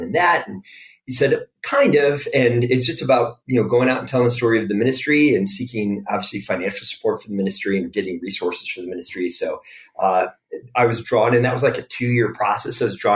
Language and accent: English; DuPage County, Illinois, United States; I grew up in DuPage County area, so not too far from where you all are